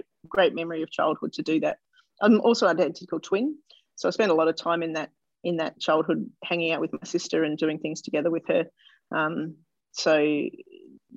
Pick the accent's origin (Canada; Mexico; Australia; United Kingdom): Australia; Melbourne, Victoria; I was born in Melbourne and I grew up in suburban Melbourne, northern suburbs